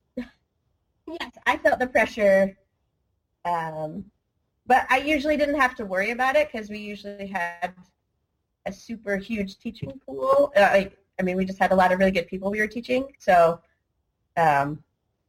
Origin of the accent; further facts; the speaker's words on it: United States; I'm American